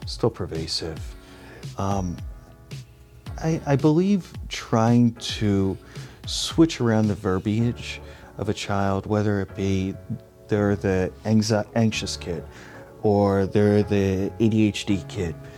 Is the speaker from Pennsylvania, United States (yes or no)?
yes; Philadelphia, Pennsylvania, United States; I'm originally from Philadelphia, Philadelphia region